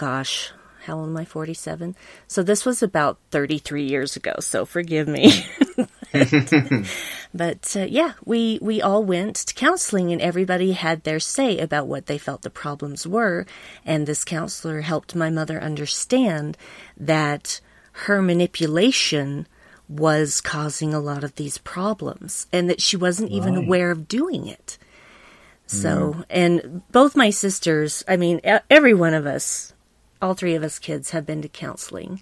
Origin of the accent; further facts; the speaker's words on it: Salt Lake City, Utah, United States; also born or lived in Bountiful, Utah / Centerville, Utah; I was mostly raised both in Salt Lake City, which is the capital city of Utah, and Centerville, which is about 10 miles north of there